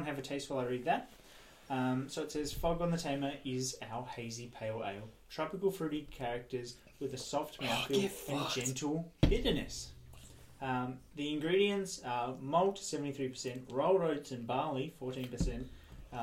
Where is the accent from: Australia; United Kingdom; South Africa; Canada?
Australia; Tasmania; we are a bunch of Tassie boys